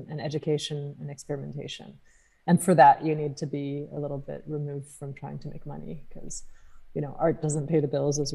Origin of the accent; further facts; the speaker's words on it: California, United States; also born or lived in France / London; at least where I'm from in California